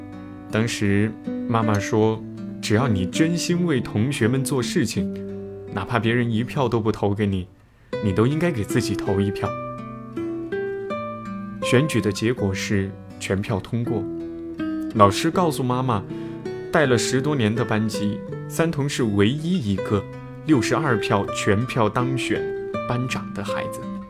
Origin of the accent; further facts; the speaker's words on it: Leshan, Sichuan, China; 我们的老家在四川乐山。每次假期回去，我们最大的乐趣就是玩麻将。